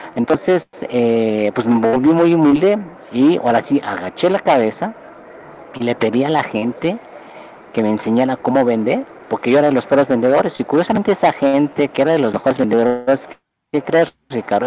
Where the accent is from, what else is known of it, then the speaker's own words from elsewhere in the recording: Mexico City, Mexico; moved away as an adult; also born or lived in Berkeley, California, United States / Japan; yo nací en la Ciudad de México, de ascendencia japonesa